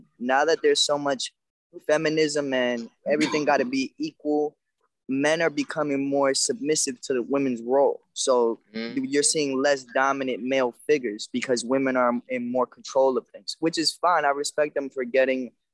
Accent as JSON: {"language": "English", "town": "New York City", "region": "New York", "country": "United States", "tie": "born or raised there", "said": "I grew up in New York"}